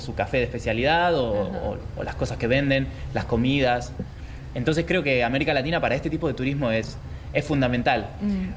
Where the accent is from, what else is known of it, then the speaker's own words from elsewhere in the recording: Argentina; moved away as an adult; now in China; vine originalmente vine desde Argentina a estudiar mi, a hacer mis estudios de maestría en China